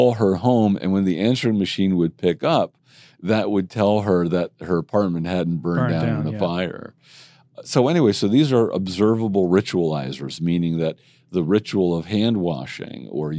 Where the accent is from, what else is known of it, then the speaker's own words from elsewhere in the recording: Jersey Shore, New Jersey, United States; now in New York City, United States; I grew up in Jersey Shore.